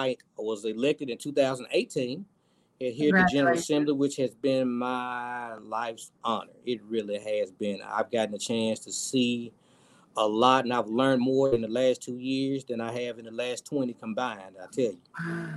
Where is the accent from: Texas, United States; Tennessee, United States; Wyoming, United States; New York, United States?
Tennessee, United States; So I am from District 85, which is the most western district in the state of Tennessee.